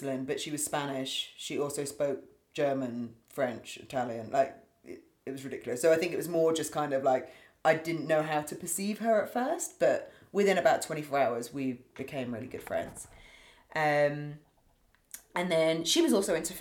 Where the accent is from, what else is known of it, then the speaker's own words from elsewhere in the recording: Berkshire, west of London, South East England, United Kingdom; also born or lived in United States; I've grown up and lived in the same area